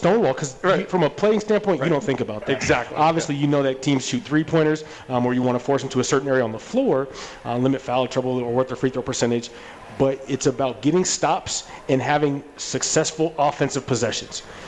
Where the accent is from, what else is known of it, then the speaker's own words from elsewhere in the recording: Seattle, Washington, United States; I'm from Seattle.